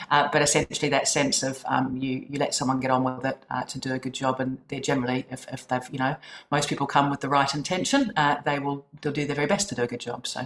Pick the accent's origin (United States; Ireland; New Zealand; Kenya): New Zealand; as you can probably tell from my accent, I am originally from New Zealand